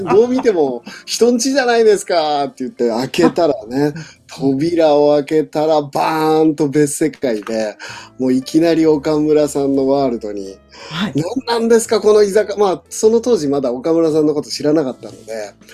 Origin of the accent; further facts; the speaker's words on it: Niigata, Japan; 僕は、その新潟出身なので